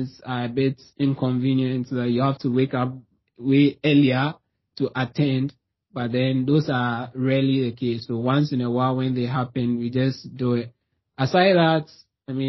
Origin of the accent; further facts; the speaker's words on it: Ghana; moved away as an adult; now in Toronto, Canada; I'm from Ghana originally. Like, that's where I'm from, but I'm not there now.